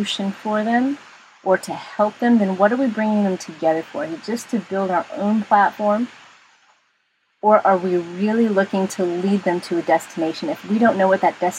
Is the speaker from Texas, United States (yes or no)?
yes; Texas, United States; I'm from Texas, so we say y'all